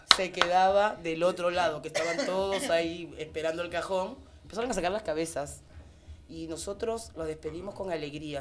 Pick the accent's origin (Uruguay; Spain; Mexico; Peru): Peru; moved away; De Perú. ¿En serio eres peruana?